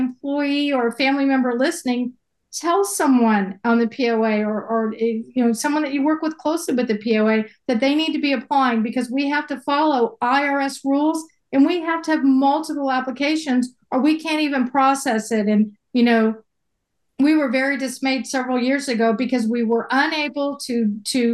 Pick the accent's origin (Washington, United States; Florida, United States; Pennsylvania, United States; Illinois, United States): Florida, United States; now in Hot Springs Village, United States; a small community cemetery in my hometown